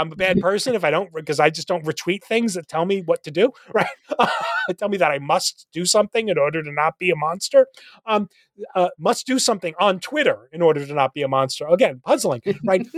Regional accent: New Jersey, United States; moved away as an adult; now in Nashville, United States; I live in Nashville, uh, um, where where you know I'm originally from New Jersey

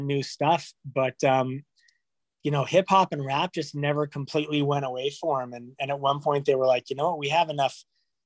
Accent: Los Angeles, California, United States; Born in California. I was born in North Hollywood

